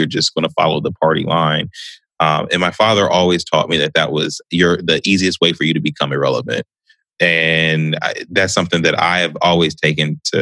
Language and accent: English; Columbus, Ohio, United States; also born or lived in Delaware, Ohio; I was born and raised mostly here in Columbus, not too far from where I live right now. Well, we moved a lot, truthfully